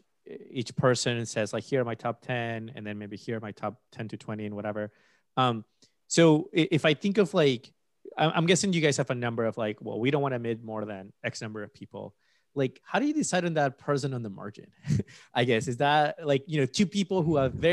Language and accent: English; Peru; moved away; I'm from Peru and I was born and raised there